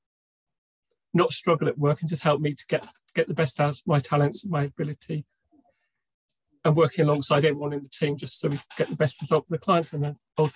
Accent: Cornwall, South West England, United Kingdom; I grew up in Cornwall, which is a legacy mining county in England

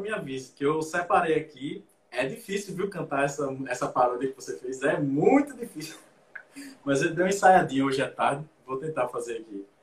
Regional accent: Natal, Rio Grande do Norte, Brazil; Ele é Tá? ele é de Fortaleza, eu sou de Natal.

